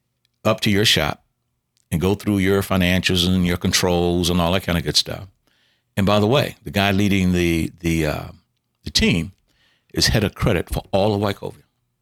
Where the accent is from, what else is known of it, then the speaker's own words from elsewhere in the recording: the South, United States; all the things we were taught growing up in the South